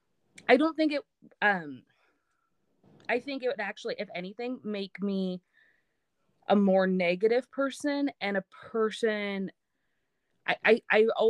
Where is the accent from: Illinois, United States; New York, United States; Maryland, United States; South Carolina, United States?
Maryland, United States; moved away; I grew up back in Maryland